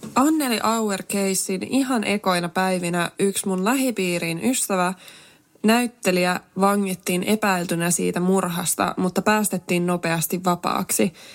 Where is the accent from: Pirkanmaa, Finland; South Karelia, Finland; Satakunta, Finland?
Pirkanmaa, Finland; Tampere; Mähän on itsekin tosiaan Tampereelta kotoisin